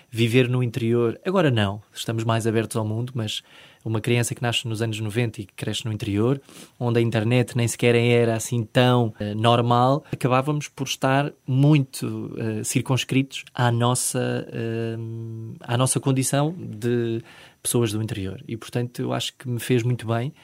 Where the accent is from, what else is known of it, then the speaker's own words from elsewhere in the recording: Manteigas, Centro, Portugal; moved away as an adult; also born or lived in Lisbon; eu sair de Manteigas, do interior, ter nascido e crescido nesta, nesta localidade